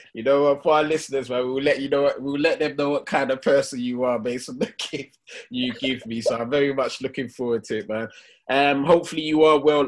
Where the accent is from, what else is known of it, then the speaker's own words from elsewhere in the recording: London, United Kingdom; we grew up in Hackney